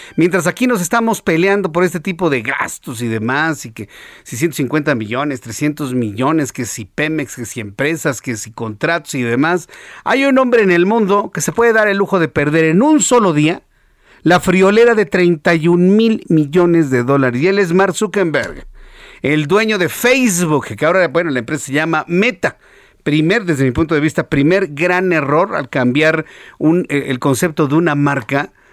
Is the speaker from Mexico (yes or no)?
yes; Mexico; Así decimos en México